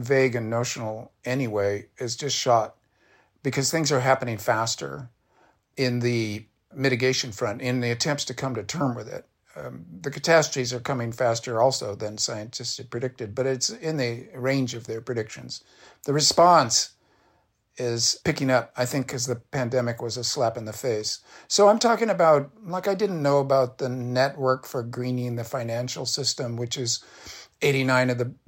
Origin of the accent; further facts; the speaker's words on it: United States; I'm an American leftist. I was then, I still am.